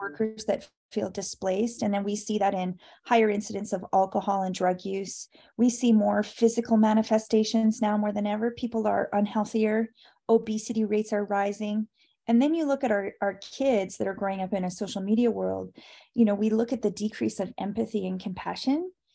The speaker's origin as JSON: {"language": "English", "country": "Canada", "said": "I'm Canadian"}